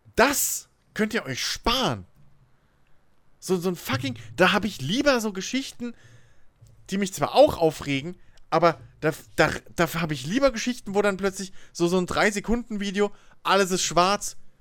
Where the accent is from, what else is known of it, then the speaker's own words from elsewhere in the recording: Germany; dass ich Deutscher wäre